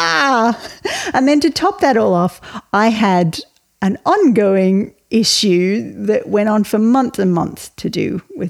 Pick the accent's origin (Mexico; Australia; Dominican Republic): Australia; Melbourne, Victoria; moved away as an adult; now in Ireland; I was raised in Australia, you can tell from my accent